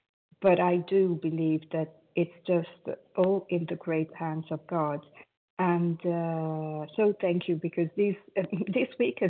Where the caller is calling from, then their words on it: Italy; I am calling from Italy.